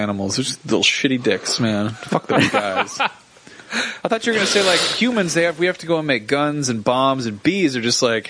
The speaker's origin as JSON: {"language": "English", "region": "Connecticut", "country": "United States", "tie": "born or raised there", "moved": "yes", "said": "I lived in the country. Of Connecticut. That was in Connecticut country."}